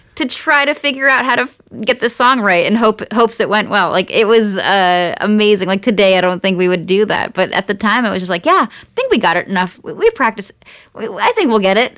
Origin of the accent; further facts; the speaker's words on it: Nazareth, Pennsylvania, United States; now in Los Angeles, United States; my hometown of Nazareth, Pennsylvania